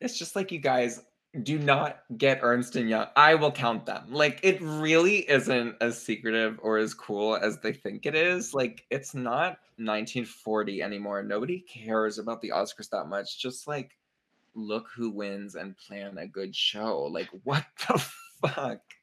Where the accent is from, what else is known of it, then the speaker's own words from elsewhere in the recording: Pittsburgh, Pennsylvania, United States; moved away; also born or lived in New York; we're from Pittsburgh